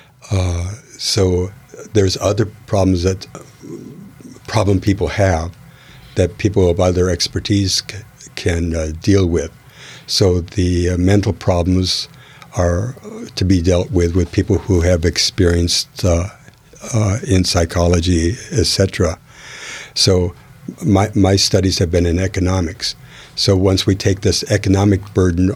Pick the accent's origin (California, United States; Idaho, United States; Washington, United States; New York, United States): Washington, United States; Renton; also born or lived in Minneapolis, Minnesota / Seattle, Washington; I was born in Minnesota, in Minneapolis, Minnesota